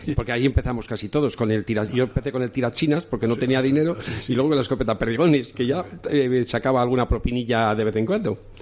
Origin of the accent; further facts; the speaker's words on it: León, Castile and León, Spain; soy pescador porque soy de León